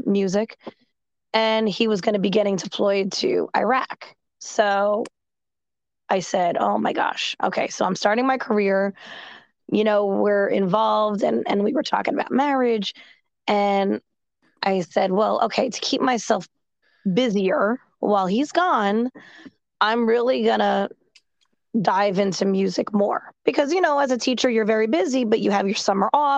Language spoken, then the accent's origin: English; New Jersey, United States; most people, they don't even realize that I'm from New Jersey until maybe I start talking or I tell them.